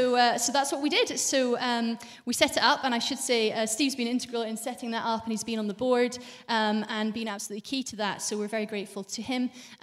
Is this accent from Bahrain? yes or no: yes; Bahrain; born there; also born or lived in Saudi Arabia; I was born in Bahrain because my parents were missionaries, so spent some of my childhood in Saudi Arabia as well.